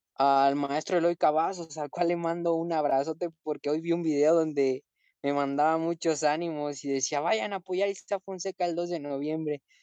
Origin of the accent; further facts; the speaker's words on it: Morelia, Michoacán, Mexico; moved away; Monumental de Morelia. Esa va a ser, ¿por qué? Porque reúne que es mi tierra